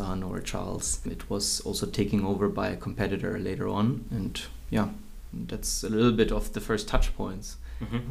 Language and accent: English; Würzburg, Bavaria, Germany; also born or lived in Tomsk, Russia / Heidelberg; I grew up in Würzburg, a German town, a German city, not too big, until I started studying law in Heidelberg